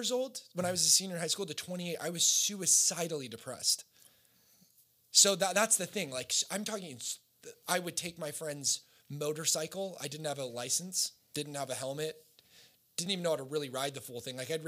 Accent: Costa Mesa, California, United States; also born or lived in Oregon; high school, we moved from Oregon to Orange County

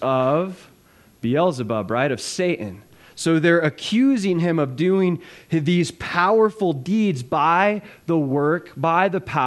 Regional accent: South Florida, United States; now in Running Springs, United States; I'm from South Florida

